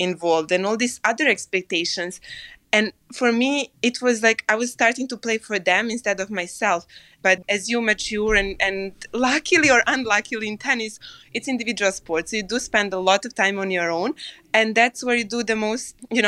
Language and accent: English; Serbia; moved away; I came from Serbia